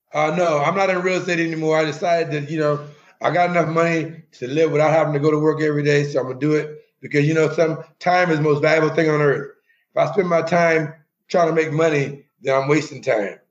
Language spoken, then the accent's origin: English; Augusta, Georgia, United States; moved away as an adult; also born or lived in Kansas / Los Angeles; now in Puerto Nuevo, Mexico; I grew up in Augusta, Georgia